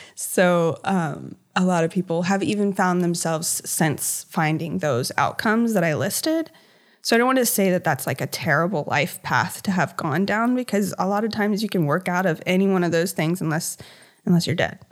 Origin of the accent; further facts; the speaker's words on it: Hampton Roads, Virginia, United States; I've always lived in Virginia. I grew up in Hampton Roads